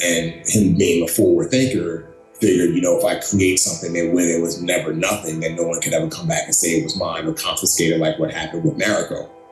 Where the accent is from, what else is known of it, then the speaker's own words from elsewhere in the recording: New York City, New York, United States; also born or lived in Lagos, Nigeria; I grew up in the Bronx. I grew up in uh, Bronx, New York City